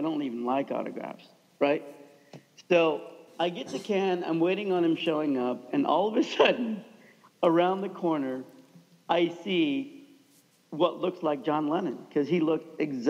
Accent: Kansas, United States; moved away; a slightly disabled Pakistani kid growing up in Kansas

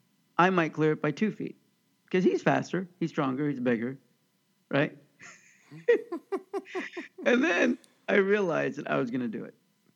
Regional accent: Overland Park, Kansas, United States; I grew up in Oakland Park, Kansas.

